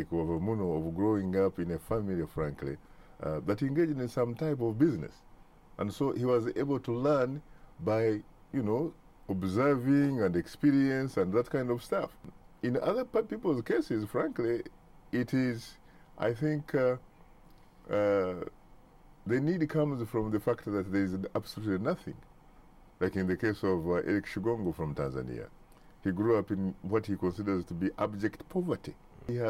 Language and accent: English; Kabale, Western Region, Uganda; as a kid growing up in Kabale, southwestern Uganda, I grew up under a man who was an entrepreneur